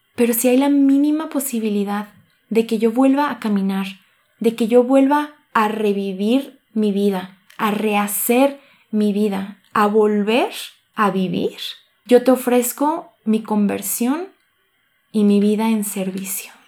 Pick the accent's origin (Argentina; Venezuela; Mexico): Mexico; Cocula, Jalisco; moved away as an adult; now in Guadalajara, Mexico; soy originaria de Cocula, Jalisco, pero radico aquí en Guadalajara